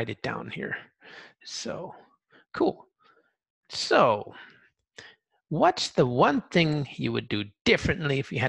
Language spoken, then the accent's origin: English; Orange County, California, United States; Because I did, younger in Southern California, just around, I'm from Orange County, so a big Asian influence